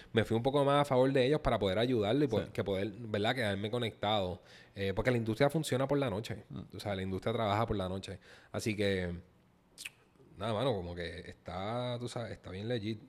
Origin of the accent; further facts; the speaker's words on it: Puerto Rico; como puertorriqueño y creo en mi cultura